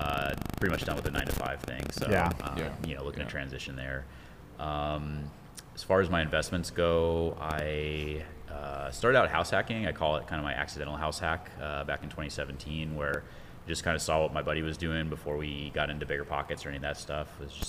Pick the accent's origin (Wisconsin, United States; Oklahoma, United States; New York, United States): New York, United States; I grew up in New York and been moving around a lot.